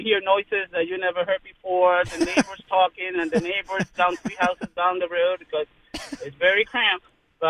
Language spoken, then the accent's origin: English; Puerto Rico; Since I'm from Puerto Rico